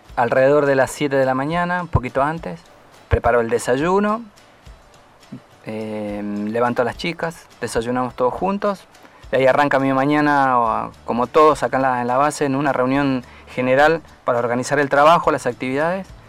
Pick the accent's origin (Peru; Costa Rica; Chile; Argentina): Argentina; como argentino y como militar